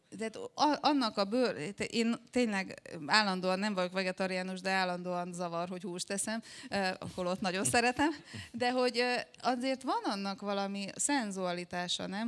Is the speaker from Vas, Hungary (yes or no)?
yes; Szombathely, Vas, Hungary; akkor Szombathelyen éltem, ott végeztem a gimnáziumot